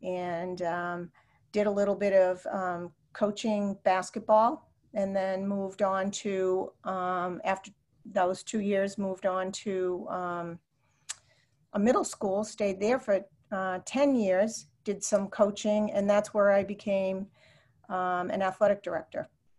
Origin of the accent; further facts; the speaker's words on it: Salem, New Hampshire, United States; I grew up in Salem, New Hampshire, which at the time was a small town on the Massachusetts border.